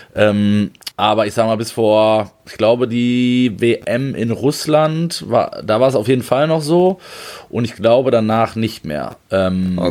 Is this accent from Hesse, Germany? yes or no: yes; Frankfurt, Hesse, Germany; moved away; Ich bin in Frankfurt, fühle ich mich sehr wohl, wie du weißt, meine alte Heimat